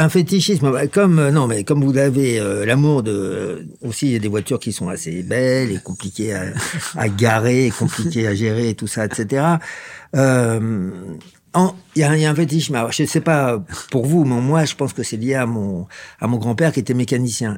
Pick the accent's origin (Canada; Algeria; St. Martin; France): France; Versailles, Île-de-France; je suis d'origine de Versailles, mais même pas le vrai Versaillais